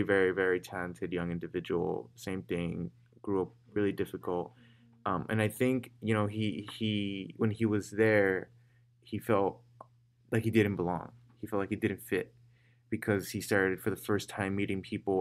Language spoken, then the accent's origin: English; Chicago, Illinois, United States; I'm from Little Village, it changed everything that I am